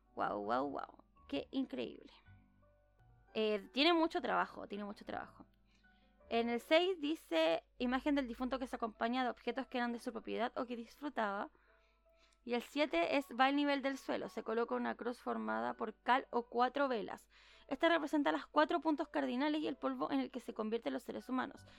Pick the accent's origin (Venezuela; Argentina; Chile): Chile; no soy mexicana y soy chilena